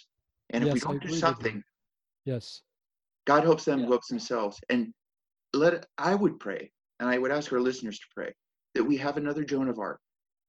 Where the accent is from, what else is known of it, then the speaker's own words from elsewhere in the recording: United States; I speak as an American